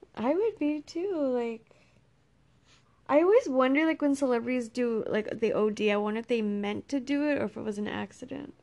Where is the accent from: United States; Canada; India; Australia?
United States; Texas; I grew up in Texas by myself with my brother.